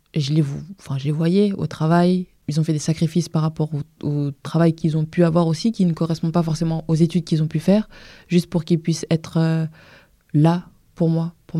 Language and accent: French; Vitry-sur-Seine, Île-de-France, France; also born or lived in Paris; né à Paris dans le 14e, mais j'ai grandi à Vitry.